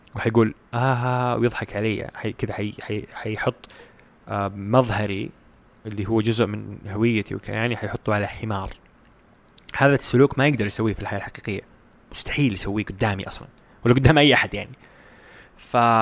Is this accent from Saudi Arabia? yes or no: yes; Saudi Arabia; عندنا في السعوديه